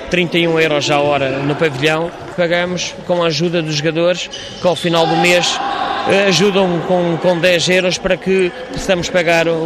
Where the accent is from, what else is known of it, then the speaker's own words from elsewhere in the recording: Vila Real, Vila Real District, Portugal; now in Lisbon, Portugal; Sou natural de Villarreal, mas trabalho em Lisboa há cerca de 23 anos